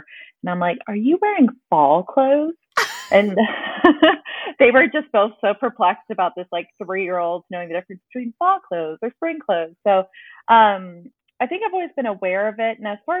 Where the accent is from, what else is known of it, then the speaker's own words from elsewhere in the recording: Dallas, Texas, United States; born there; also born or lived in Charleston; Just by chance, I was actually born in Dallas, but then we moved to Charleston for